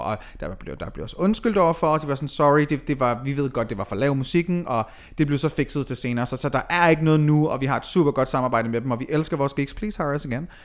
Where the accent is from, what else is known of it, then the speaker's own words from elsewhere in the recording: Aalborg, North Denmark Region, Denmark; moved away as an adult; also born or lived in Aarhus; jeg er født og opvokset i Aalborg